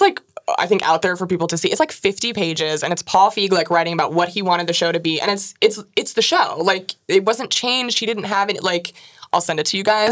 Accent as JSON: {"language": "English", "region": "Washington", "country": "United States", "tie": "born or raised there", "said": "I'm from Washington"}